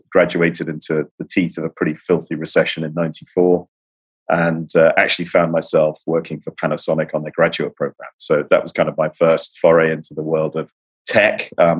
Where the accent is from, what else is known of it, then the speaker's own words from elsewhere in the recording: United Kingdom; moved away as an adult; now in New York, United States; And as you can tell, yeah, I'm the Brit on the team. I've been in Brooklyn now I've been in New York actually for close to 17 years, but I've managed to cling desperately onto the Brit accent. I grew up in central London, grew up in Islington.